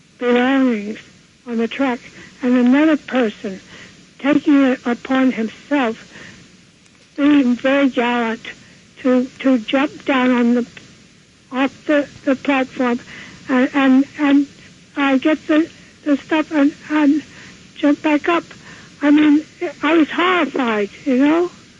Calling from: New York City, New York, United States; I'm calling from Manhattan.

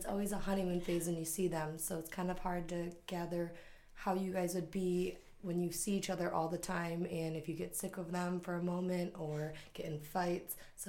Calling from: Sacramento, California, United States; Hi, I'm calling from Sacramento, and I heard your podcast

